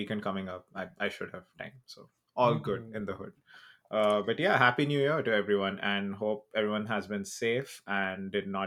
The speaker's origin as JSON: {"language": "English", "country": "India", "said": "I'm Indian"}